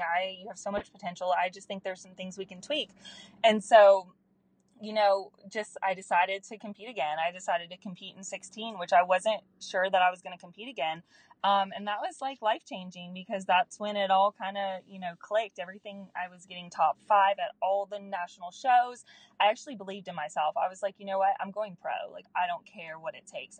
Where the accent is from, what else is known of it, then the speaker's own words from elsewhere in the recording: Anderson, South Carolina, United States; So I am from a small town in Anderson, South Carolina. So I'm a Southern girl.